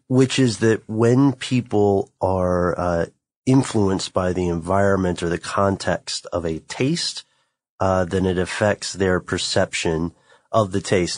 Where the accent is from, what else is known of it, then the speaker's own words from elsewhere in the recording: United States; accent: American; my American accent is atrocious